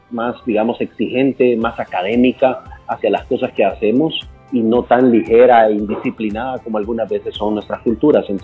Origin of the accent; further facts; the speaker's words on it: El Salvador; no hay orgullo más grande que he sentido yo que haber ah, puesto a El Salvador, que es mi país, que es mi, cuna, mi